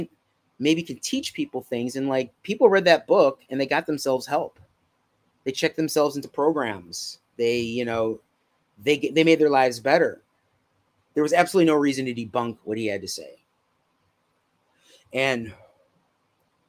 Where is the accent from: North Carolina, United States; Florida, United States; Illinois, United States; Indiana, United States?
Illinois, United States; Chicago; I'm from Chicago.